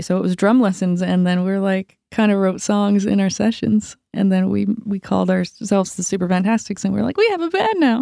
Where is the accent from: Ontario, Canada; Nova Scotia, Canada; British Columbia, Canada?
Nova Scotia, Canada; Yarmouth; moved away; I grew up in Yarm-, Yarmouth, Nova Scotia, South Shore of Nova Scotia